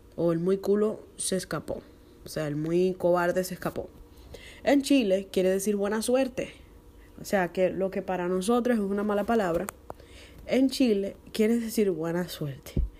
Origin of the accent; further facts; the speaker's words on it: Dominican Republic; en mi país, que es la República Dominicana, se usa mucho la palabra chapa